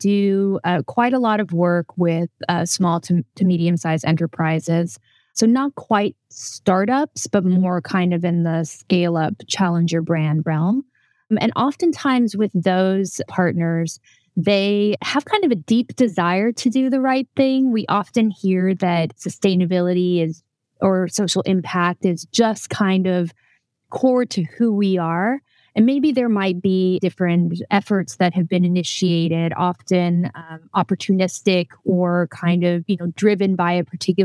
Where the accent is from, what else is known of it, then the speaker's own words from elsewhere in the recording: United States; moved away as an adult; now in Netherlands; I usually am based in the Netherlands. I'm American by background, but I moved to the Netherlands about 6 years ago